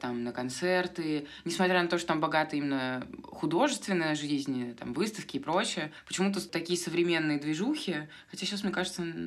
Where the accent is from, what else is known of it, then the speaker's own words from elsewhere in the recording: Moscow, Russia; moved away as an adult; also born or lived in Rome; now in Argentina; Я москвичка